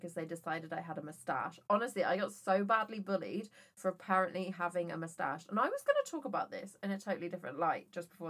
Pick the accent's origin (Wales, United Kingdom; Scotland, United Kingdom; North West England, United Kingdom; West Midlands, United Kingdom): West Midlands, United Kingdom; Worcester; I was brought up in Worcester. Everybody says their E's as A's.